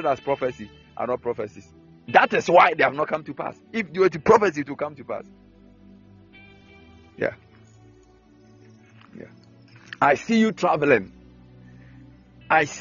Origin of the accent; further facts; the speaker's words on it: Akyem, Eastern Region, Ghana; When you come to my hometown, the Capim State